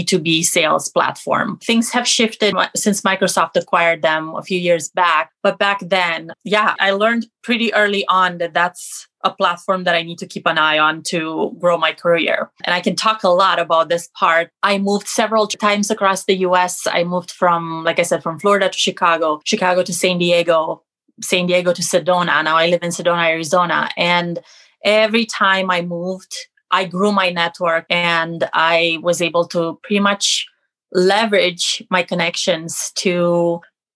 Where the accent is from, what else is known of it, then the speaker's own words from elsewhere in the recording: Romania; moved away as an adult; now in United States; I'm originally from Romania, living in the States for the last 15 years.